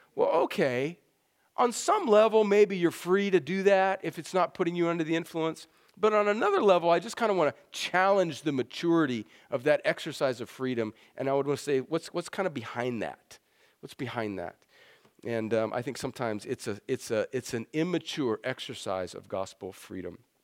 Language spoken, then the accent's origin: English; El Centro, California, United States; moved away; I grew up in El Centro, California